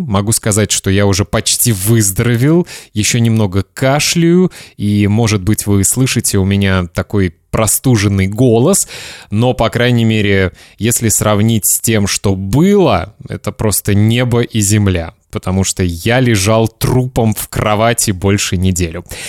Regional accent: Kaliningrad, Kaliningrad Oblast, Russia; это мой родной город, Калининград

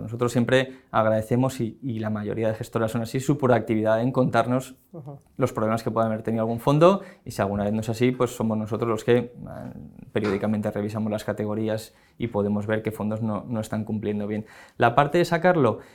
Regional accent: Valencia, Valencian Community, Spain; moved away as an adult; now in Madrid, Spain; yo soy valenciano, entonces eh, viviendo en Valencia

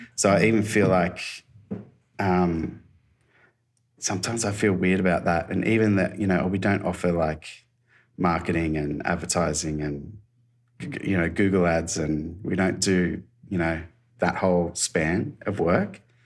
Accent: Australia; moved away as an adult; now in Gold Coast, Australia; I was from Alba

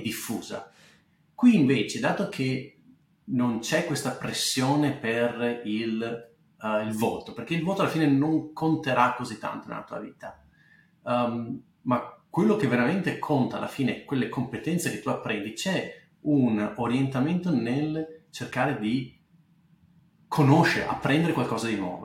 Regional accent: Bassano del Grappa, Veneto, Italy; moved away as an adult; also born or lived in England; now in California, United States; io sono nato abbastanza in Grappa, vivi, nasci e cresci abbastanza in Grappa

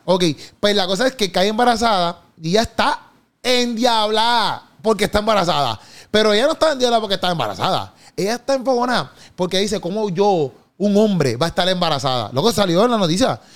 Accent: Puerto Rico; accent: boricua; nosotros tenemos como que nuestro propio dialecto aquí de, de boricua, boricua style

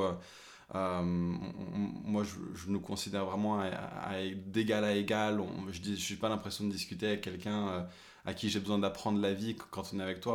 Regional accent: France; French is a second language; mon père et ma mère ont déménagé en France quand j'avais 3 ans. Eux, ils parlaient anglais à la maison, et puis moi, j'ai appris le français forcément à l'école

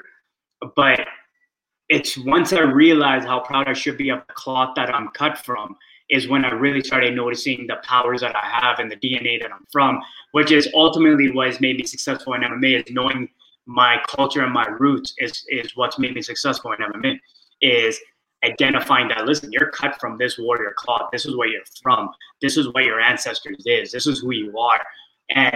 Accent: small town in northern British Columbia, Canada; also born or lived in Surrey, BC; So I grew up on the West Coast, but I didn't grow up in Vancouver. I grew up in a small town, which was up north, which is 6 hours away from Vancouver

